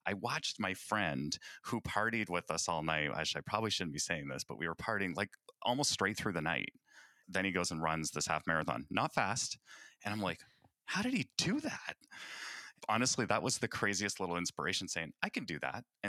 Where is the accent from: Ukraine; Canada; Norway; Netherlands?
Canada; I hail from the Great White North, O Canada